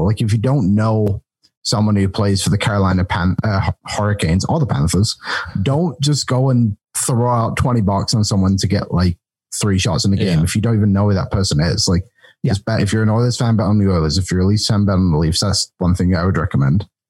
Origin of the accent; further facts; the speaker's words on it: England, United Kingdom; moved away; being the English guy